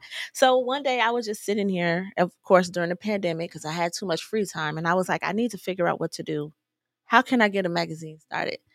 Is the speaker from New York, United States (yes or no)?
no; Chicago, Illinois, United States; moved away as an adult; now in Arizona, United States; I've actually been in Arizona for sixteen years from Chicago